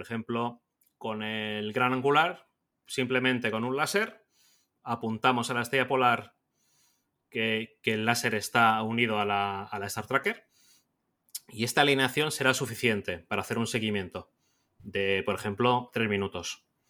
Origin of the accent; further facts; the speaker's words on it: Mallorca, Balearic Islands, Spain; yo soy un fotógrafo mallorquín